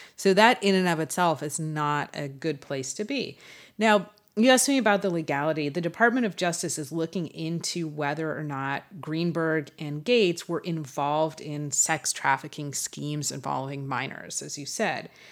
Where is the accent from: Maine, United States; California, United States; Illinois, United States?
California, United States; Los Angeles; we're both from Los Angeles.